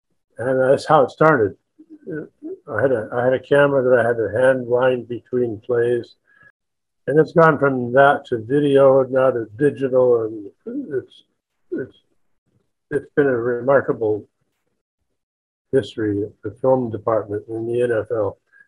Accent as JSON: {"language": "English", "town": "Los Angeles", "region": "California", "country": "United States", "also_born_or_lived": "New York", "moved": "as an adult", "said": "I told him I was from Hollywood, California"}